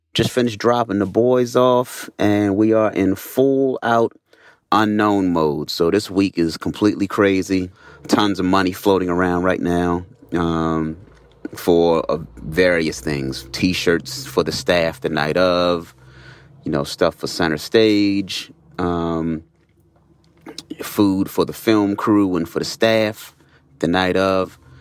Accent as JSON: {"language": "English", "town": "Baltimore", "region": "Maryland", "country": "United States", "said": "I'm from Baltimore, Maryland."}